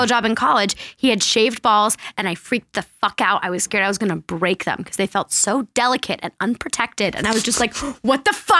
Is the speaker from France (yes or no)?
yes; France; moved away; I grew up in France